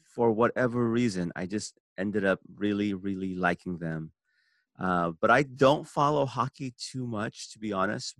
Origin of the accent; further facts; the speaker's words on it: San Francisco, California, United States; also born or lived in Seoul, South Korea; I was born in Seoul, South Korea, and immigrated when I was six years old to San Francisco.